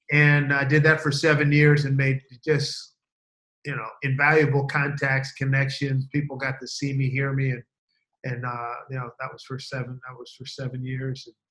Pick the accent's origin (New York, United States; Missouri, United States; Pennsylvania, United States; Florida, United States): Pennsylvania, United States; Philadelphia; moved away; I'm from Philly originally